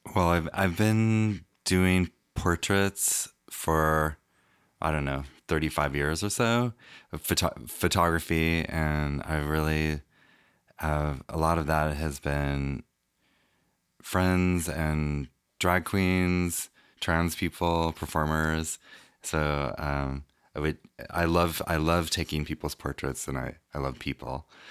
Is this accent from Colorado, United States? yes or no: no; Reno, Nevada, United States; I grew up in Reno, Nevada